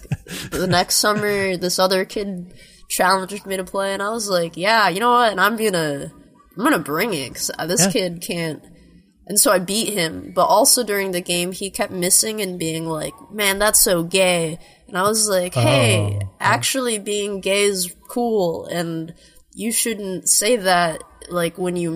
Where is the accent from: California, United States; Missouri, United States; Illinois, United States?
Illinois, United States; Chicago; moved away as an adult; now in New York, United States; I moved from Chicago because that's where I'm from.